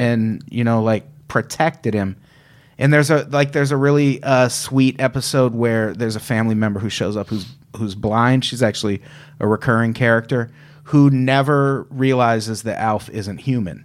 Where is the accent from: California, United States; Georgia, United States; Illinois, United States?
Illinois, United States; I grew up in Illinois